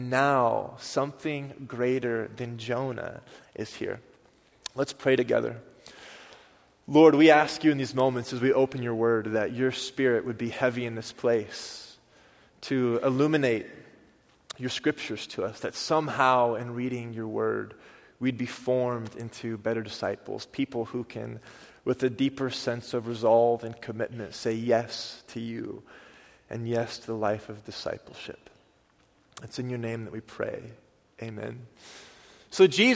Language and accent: English; Oklahoma, United States; moved away; I'm from Oklahoma